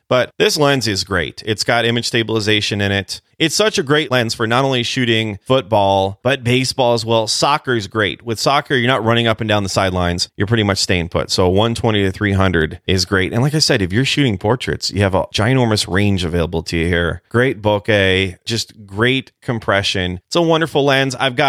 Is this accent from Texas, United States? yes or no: no; California, United States; Listen, when I was a kid growing up in California, I grew up all over the place